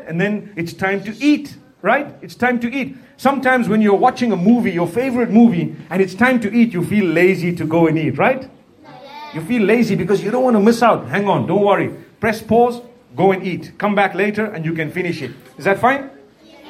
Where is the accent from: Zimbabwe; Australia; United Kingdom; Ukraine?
Zimbabwe; I'm from Zimbabwe. That's in Africa, in the southern part of Africa